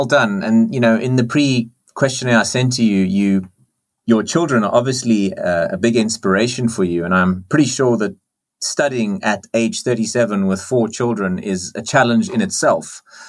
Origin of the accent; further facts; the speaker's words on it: South Africa; because I'm from South Africa, Afrikaans right. And Dutch is quite close. So right. I can understand it and I speak my own version